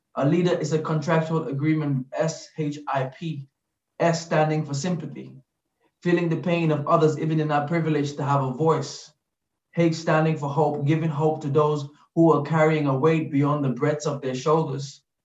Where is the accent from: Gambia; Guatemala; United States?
Gambia; now in London, United Kingdom; growing up in the Gambia